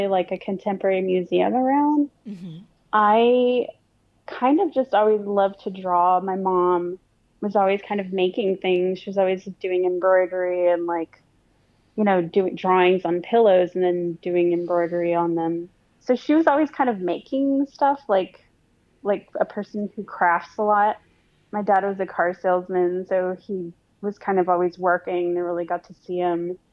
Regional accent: Harlingen, Texas, United States; now in San Antonio, United States; I was born and raised in South Texas in an area called the Rio Grande Valley, which is the border of South Texas and Mexico. I grew up in a little town called Harlingen

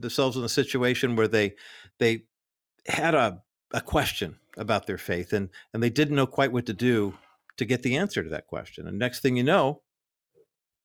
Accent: Whittier, California, United States; my hometown of Whittier, California

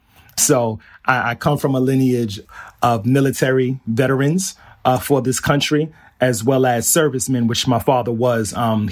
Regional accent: Flushing, New York, United States; But yes, I grew up in Flushing. I'm in Pominock Houses, and I attended PS 200 while I was there on Jewel Avenue.

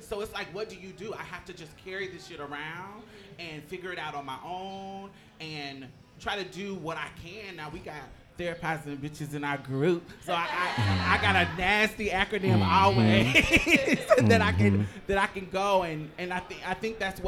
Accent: Houston, Texas, United States; also born or lived in Indianapolis, Indiana / Jackson, Mississippi; I'm from Houston

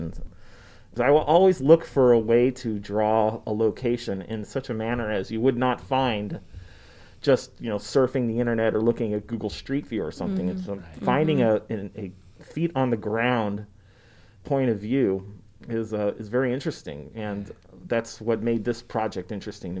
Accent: Bellingham, Washington, United States; moved away as an adult; also born or lived in Seattle, Washington; now in Boise, United States; I'm from Bellingham, Washington. I moved to Bellingham, Washington when I was in, you know, middle school, and I went through high school there.

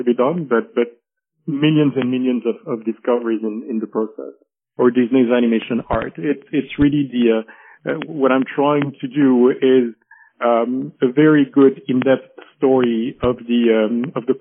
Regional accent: Paris, Île-de-France, France; also born or lived in Geneva, Switzerland; I was born and raised in Paris

